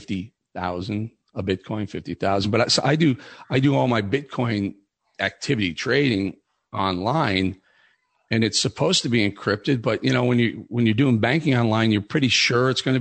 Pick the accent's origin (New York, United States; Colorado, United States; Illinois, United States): Illinois, United States; Chicago; moved away as an adult; also born or lived in Los Angeles / Milwaukee; I grew up in Chicago, the meat slaughtering capital of the world